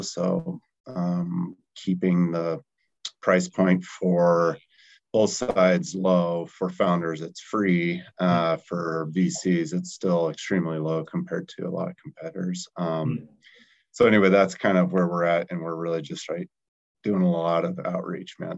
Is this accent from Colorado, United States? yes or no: yes; Colorado, United States; also born or lived in Salt Lake City, Utah; being from Colorado